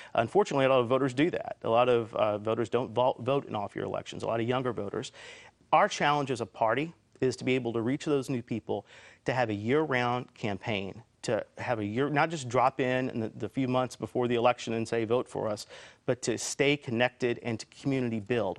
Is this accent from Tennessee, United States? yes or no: no; Elizabethtown, Kentucky, United States; I'm from Elizabethtown, I live in Elizabethtown